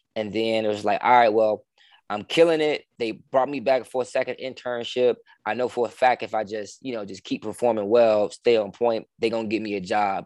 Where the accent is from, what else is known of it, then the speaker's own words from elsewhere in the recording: Chicago, Illinois, United States; also born or lived in Richmond, Virginia; I'm from Chicago, man. Born and raised Chicago, uh, the South Side to be be specific